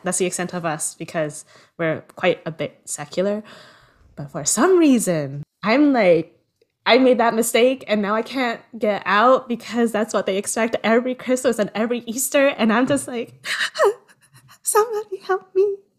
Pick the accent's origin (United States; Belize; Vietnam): Vietnam; Southern Vietnam; accent: southern (Vietnamese); also born or lived in Berlin, Germany; now in Toronto, Canada; speak to them in my southern accent